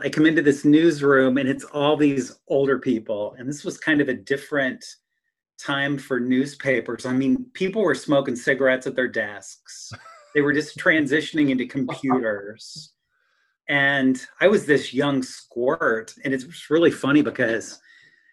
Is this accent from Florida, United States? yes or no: no; Wooster, Ohio, United States; now in Stark County, United States; when I was growing up in Worcester, Canton was the big city.